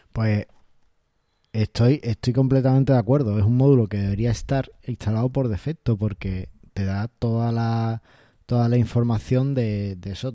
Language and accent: Spanish; Ceuta, Spain; soy de Ceuta